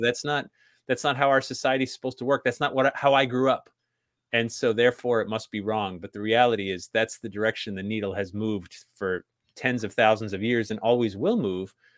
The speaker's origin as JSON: {"language": "English", "region": "New England", "country": "United States", "tie": "born or raised there", "said": "I grew up in New England"}